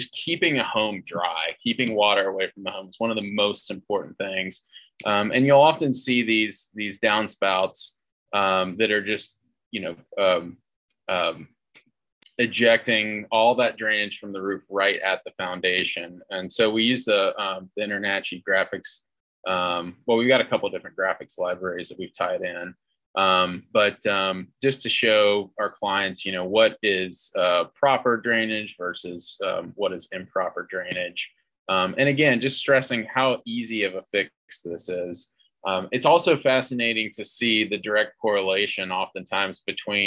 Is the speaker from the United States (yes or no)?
yes; North Carolina, United States; also born or lived in Colorado; now in Denver, United States; I'm from North Carolina originally